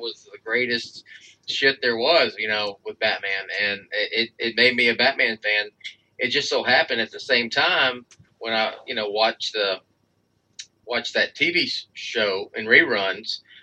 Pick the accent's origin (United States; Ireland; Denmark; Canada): United States; Texas; I am from Texas